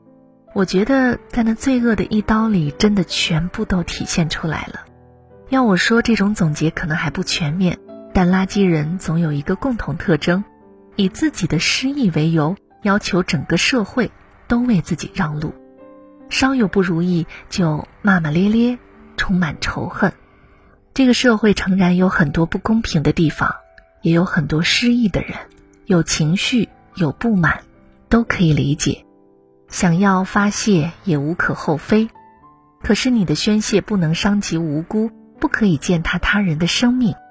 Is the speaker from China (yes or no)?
yes; Changsha, Hunan, China; 前天晚上，在我老家长沙发生了一件让人震惊的事儿。